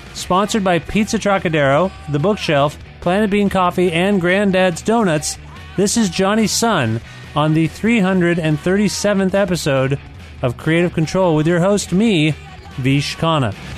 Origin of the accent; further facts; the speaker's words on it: Cambridge, Ontario, Canada; I was raised in Cambridge, Ontario.